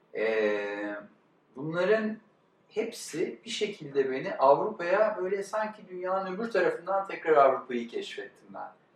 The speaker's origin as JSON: {"language": "Turkish", "region": "Istanbul", "country": "Turkey", "also_born_or_lived": "United States", "said": "İstanbul'un e, batılılaşma ya da aydınlanmacı ya da rasyonel okullarında okumuş."}